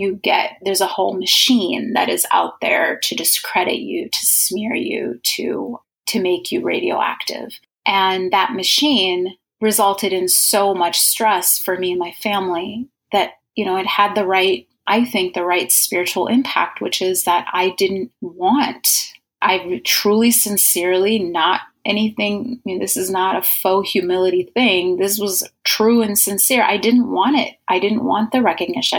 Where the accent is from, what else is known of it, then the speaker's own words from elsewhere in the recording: Egypt; moved away; I was originally from Egypt